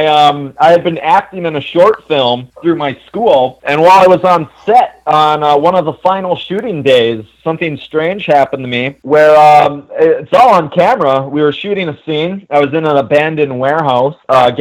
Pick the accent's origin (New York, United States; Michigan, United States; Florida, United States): Michigan, United States; Ironwood; I'm from a very small town called Ironwood, Michigan. It's located at the very western tip of the Upper Peninsula that borders Wisconsin